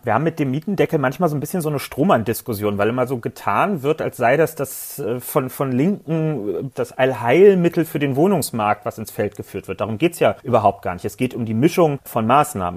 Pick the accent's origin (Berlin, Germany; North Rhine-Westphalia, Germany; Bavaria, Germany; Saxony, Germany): Berlin, Germany; Ich persönlich als Berliner wollte auch noch nie im Prenzlauer Berg leben, will das auch in Zukunft nicht. Nicht nur, weil das nicht mein Wahlkreis ist, sondern weil ich echt überzeugtes Stadtrandkind bin.